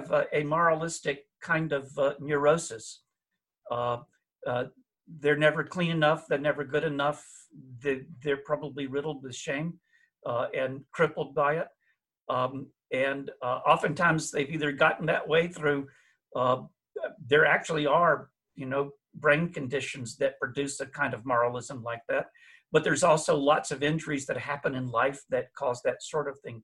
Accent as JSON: {"language": "English", "area": "the South", "region": "Southern United States", "country": "United States", "said": "as a Southerner"}